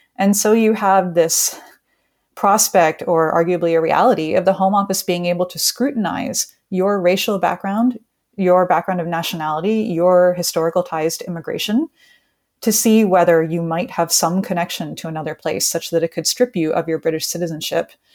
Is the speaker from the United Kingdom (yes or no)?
no; United States; I'm from the United States